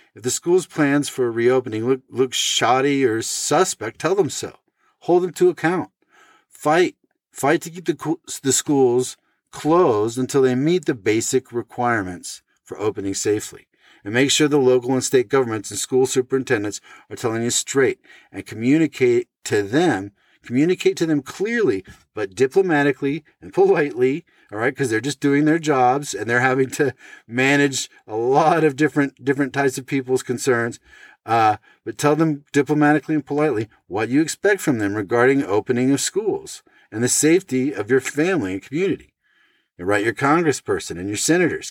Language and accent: English; Oregon, United States; my home state of Oregon